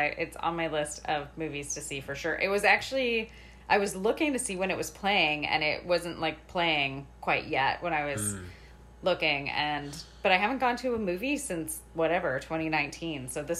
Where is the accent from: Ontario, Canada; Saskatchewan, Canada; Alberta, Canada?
Alberta, Canada; I'm from Alberta, so my French is I did have to take some French in school, but it's pretty rough.